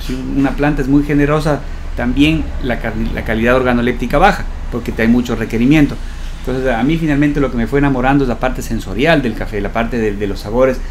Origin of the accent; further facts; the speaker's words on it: Ecuador; como ecuatoriano